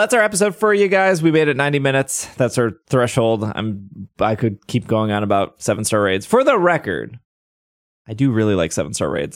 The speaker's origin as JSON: {"language": "English", "country": "United States", "said": "as an American"}